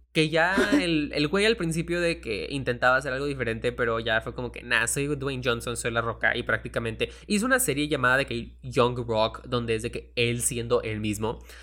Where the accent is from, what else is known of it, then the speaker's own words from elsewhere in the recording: Mexico; como mexicanos